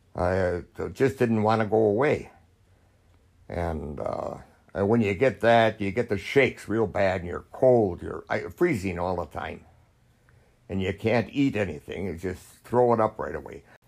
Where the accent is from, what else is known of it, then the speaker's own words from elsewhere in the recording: United States; I was an American